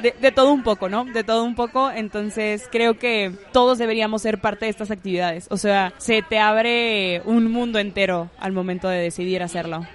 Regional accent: Monterrey, Nuevo León, Mexico; also born or lived in Isthmus of Tehuantepec, Oaxaca; yo nací aquí en Monterrey, estuve, viví aquí la mayor parte de mi infancia

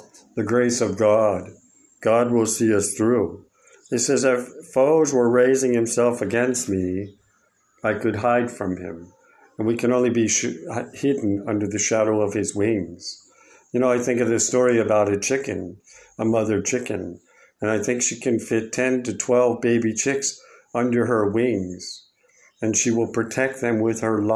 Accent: United States; moved away; my home country of America

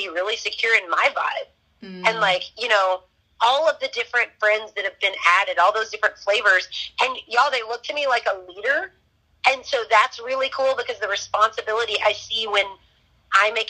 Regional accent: Florida, United States; now in Texas, United States; I'm from Florida, got to Texas quickly.

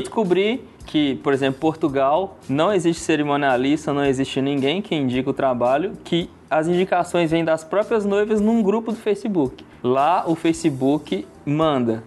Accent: Betim, Minas Gerais, Brazil; Eu sou de Brité

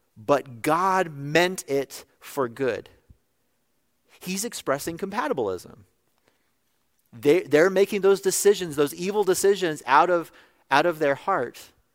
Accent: California, United States; in my home state of California

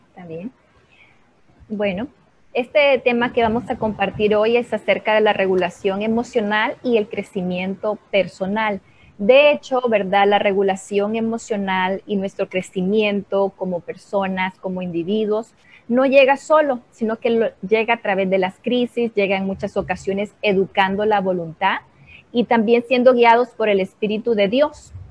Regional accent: Honduras

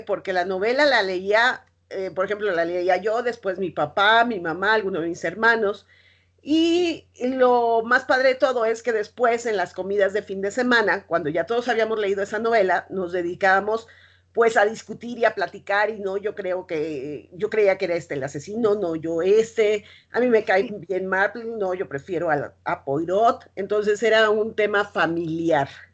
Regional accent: Mexico City, Mexico; los que somos chilangos

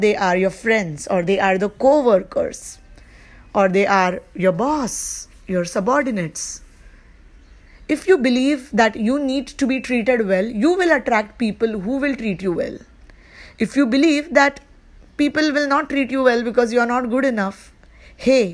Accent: India; I live in India and I am from India

